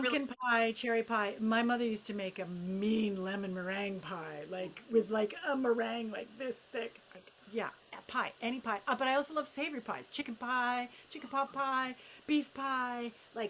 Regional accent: United Kingdom; I have a cup of tea because, you know, I'm British.

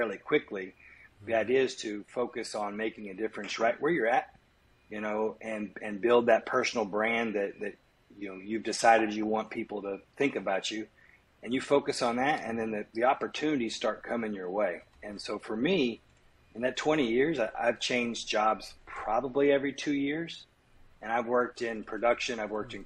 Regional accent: Kansas, United States; my hometown in Kansas

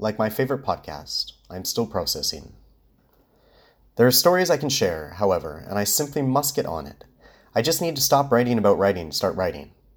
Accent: Winnipeg, Manitoba, Canada; now in Vancouver, Canada; my hometown, Winnipeg

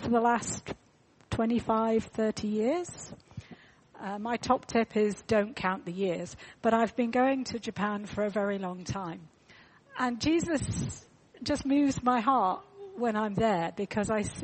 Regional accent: United Kingdom; We're British

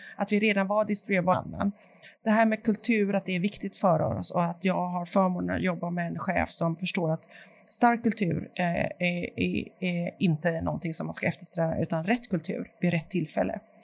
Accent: Sweden; vi svenskar

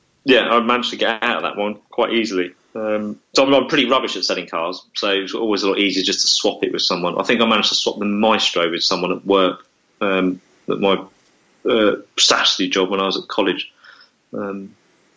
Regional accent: Essex, East of England, United Kingdom; I was from Essex, and I lived in Essex

